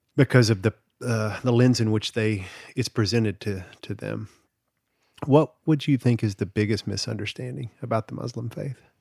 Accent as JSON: {"language": "English", "region": "the South", "country": "United States", "tie": "born or raised there", "said": "I grew up in the South"}